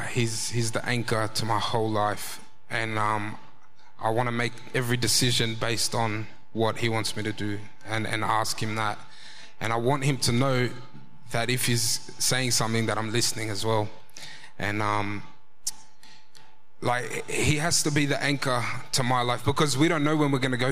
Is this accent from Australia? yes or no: yes; Australia; I'm fully Australian